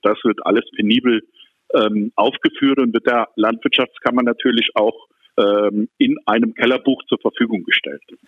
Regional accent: Rhineland-Palatinate, Germany; now in Neuwied, Germany; aus meiner Heimat von der Mosel

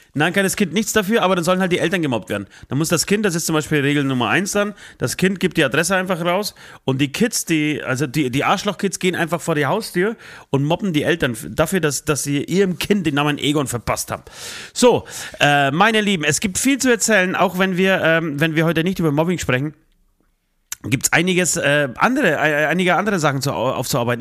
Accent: Poland; now in Germany; ich komme aus, aus Polen, aus einem streng katholischen äh, Land

